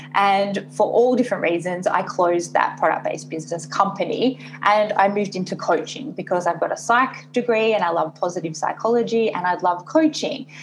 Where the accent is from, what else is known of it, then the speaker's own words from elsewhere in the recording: Sydney, New South Wales, Australia; moved away as an adult; also born or lived in Hong Kong; now in Singapore; I am based in Singapore, but I am originally from Australia and I've been living in Asia for the last six and a half years, so between Hong Kong and Singapore